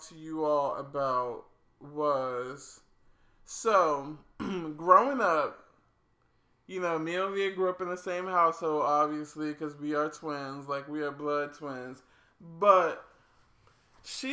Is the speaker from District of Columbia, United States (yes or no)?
yes; Washington, District of Columbia, United States; born or raised there